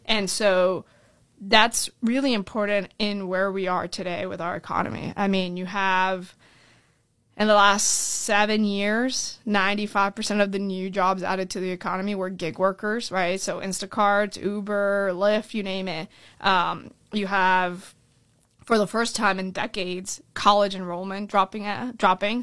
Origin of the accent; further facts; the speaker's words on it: Orlando, Florida, United States; also born or lived in Colombia / California; I was born in Columbia. Uh, my family came here when I was seven years old. We moved to Orlando, Florida, and that's kinda where I, I really grew up